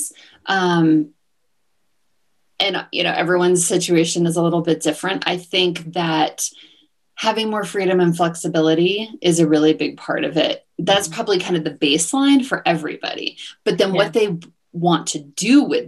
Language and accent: English; New Jersey, United States; moved away as an adult; also born or lived in Washington, D.C. / Southeast Asia; now in Mexico; I grew up in New Jersey and went to school in Washington, D.C.